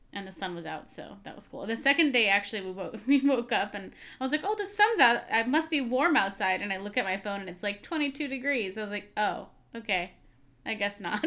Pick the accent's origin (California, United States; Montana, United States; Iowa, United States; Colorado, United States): California, United States; we're from California